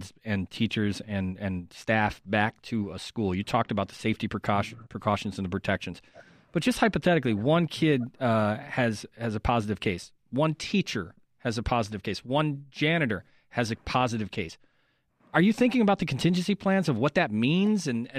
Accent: Chicago, Illinois, United States; as a Chicagoan who has been here for the last couple of years

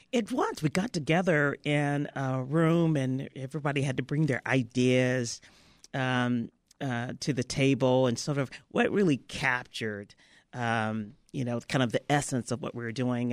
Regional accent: Memphis, Tennessee, United States; moved away; I was raised in Memphis, Tennessee, and, uh, you know, down south.

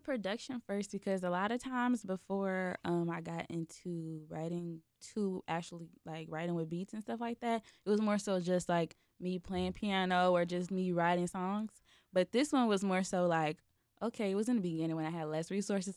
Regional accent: Chicago, Illinois, United States; I'm from Chicago

